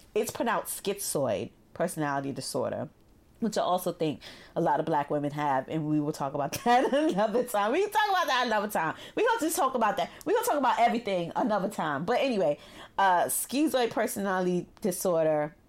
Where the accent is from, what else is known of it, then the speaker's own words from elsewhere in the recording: New York City, New York, United States; growing up in Brooklyn